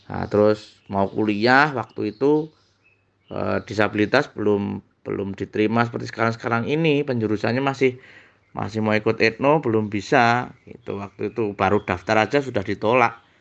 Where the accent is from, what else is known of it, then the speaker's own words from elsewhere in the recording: Surakarta, Central Java, Indonesia; born there; lahir di Dawongetan 3 Januari 83 Saung itu tepatnya di kota Solo yang ada lagunya